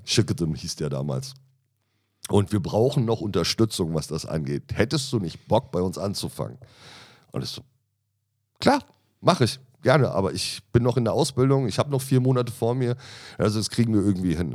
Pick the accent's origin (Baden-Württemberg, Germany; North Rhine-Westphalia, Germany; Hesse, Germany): Hesse, Germany; Michelstadt; moved away as an adult; now in Berlin, Germany; Also ich komme aus einem kleinen Dorf, würde ich es jetzt nicht nennen. Das ist eine ja. kleine Stadt im Odenwald